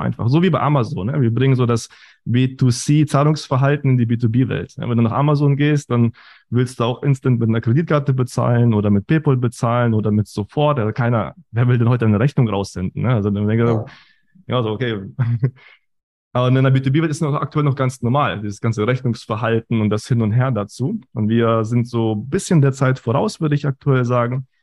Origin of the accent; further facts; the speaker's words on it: Germany; also born or lived in Kazakhstan; geboren in Kasachstan, kam dann mit sieben nach Deutschland, klassischer Werdegang, Schule, Uni